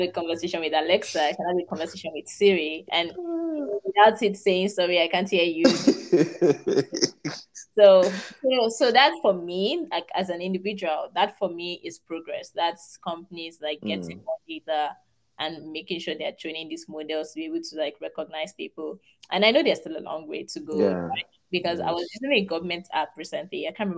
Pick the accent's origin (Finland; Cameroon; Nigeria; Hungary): Nigeria; moved away as an adult; now in United States; I'm Nigerian